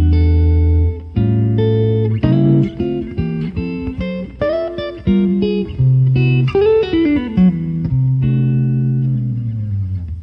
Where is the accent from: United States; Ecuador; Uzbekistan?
United States; Chicago, Illinois; I grew up I grew up in Chicago, on the south side of Chicago